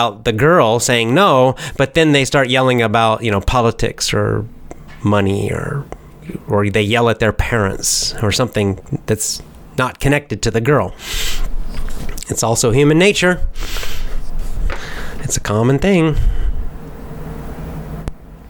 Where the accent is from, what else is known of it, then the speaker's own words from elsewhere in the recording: United States; accent: American; me and other Americans